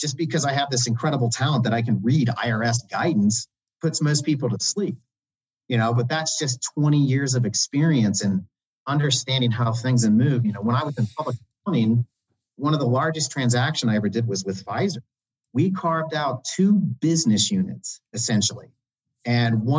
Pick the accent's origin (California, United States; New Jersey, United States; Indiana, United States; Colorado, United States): Indiana, United States; moved away; I'm from Indiana originally.